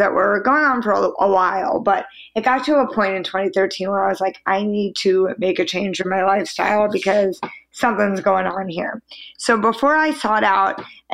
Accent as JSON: {"language": "English", "area": "Long Island", "region": "New York", "country": "United States", "tie": "born or raised there", "said": "I grew up in Long Island, New York."}